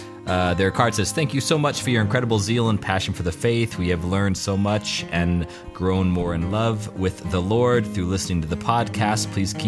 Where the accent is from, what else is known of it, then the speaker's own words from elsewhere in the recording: County Meath, Ireland; I'm Irish.